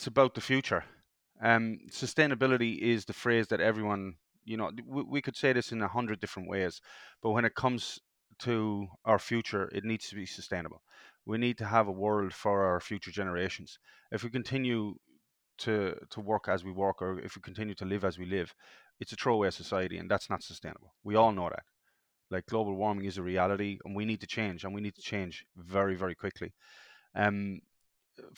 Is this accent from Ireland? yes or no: yes; Ireland; now in Perth, Australia; From being from Europe, I'm Irish, And being from Europe